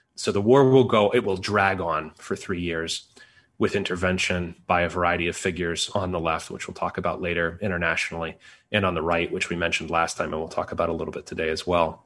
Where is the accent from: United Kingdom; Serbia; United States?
United States